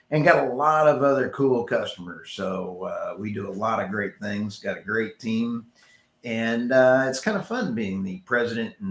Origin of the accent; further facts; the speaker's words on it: Texas, United States; I'm from Texas with an OSU background